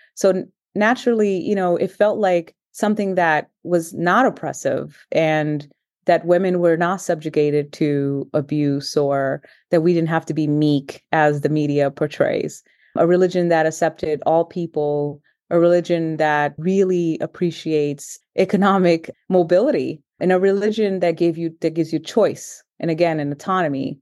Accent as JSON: {"language": "English", "town": "Boston", "region": "Massachusetts", "country": "United States", "tie": "born or raised there", "also_born_or_lived": "Cape Verde", "second_language": "English", "said": "immigrated here at the age of ten, straight to Roxbury"}